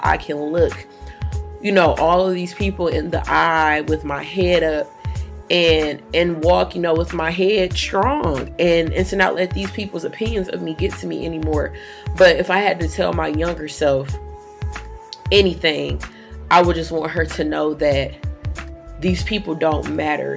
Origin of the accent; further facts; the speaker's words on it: Detroit, Michigan, United States; I grew up downtown in Detroit.